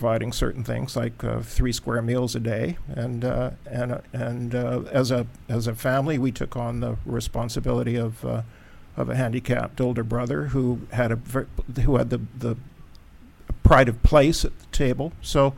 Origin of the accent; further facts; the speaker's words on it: Canada; moved away; I'm a Canadian by birth, grew up on the West Coast.